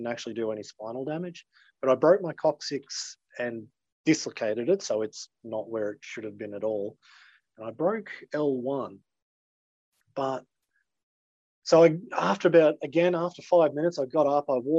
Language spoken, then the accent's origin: English; Maryborough, Queensland, Australia; accent: Australian; first language English; my hometown in Maryborough